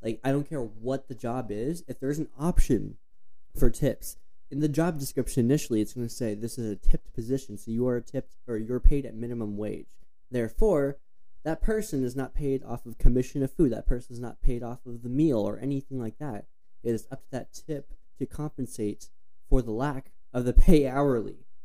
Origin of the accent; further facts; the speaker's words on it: Flagstaff, Arizona, United States; growing up in Flagstaff